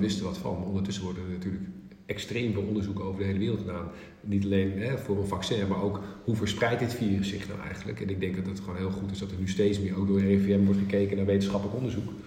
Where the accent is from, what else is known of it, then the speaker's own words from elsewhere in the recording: northern Netherlands, Netherlands; als Noorderling